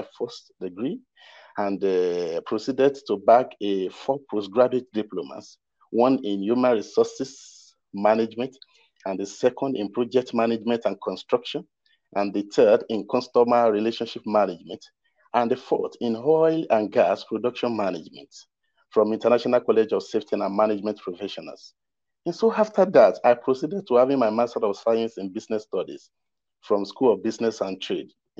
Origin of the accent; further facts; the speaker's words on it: Ekiti, Nigeria; I'm from Ekiti State, Southwest Nigeria.